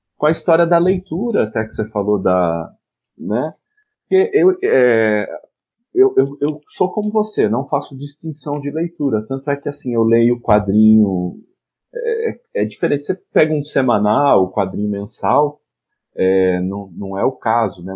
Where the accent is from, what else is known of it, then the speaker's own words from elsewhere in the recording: Piracicaba, São Paulo, Brazil; moved away as an adult; now in Recife, Brazil; eu sou de São Paulo nascido, mas moro em Recife